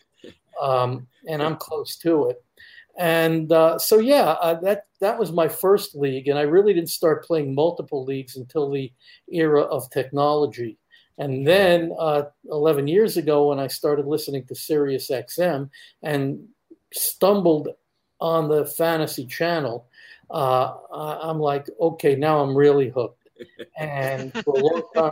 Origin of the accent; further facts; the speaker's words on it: Philadelphia, Pennsylvania, United States; now in Central Florida, United States; I'm from the Philadelphia area. I now live in Central Florida